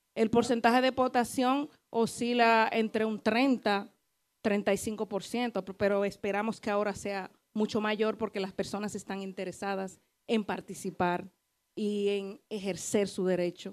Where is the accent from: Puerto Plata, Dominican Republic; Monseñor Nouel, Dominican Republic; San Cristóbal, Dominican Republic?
Monseñor Nouel, Dominican Republic; Bonao; also born or lived in Canary Islands, Spain; now in Madrid, Spain; Soy de Bonao